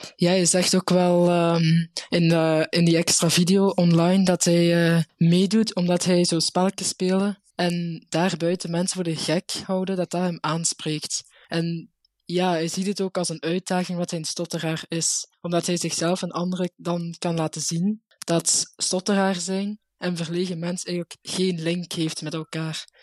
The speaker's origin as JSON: {"language": "Dutch", "area": "Limburg", "region": "Flanders", "country": "Belgium", "said": "ik kom uit Limburg, dus daar zijn we allemaal heel traag"}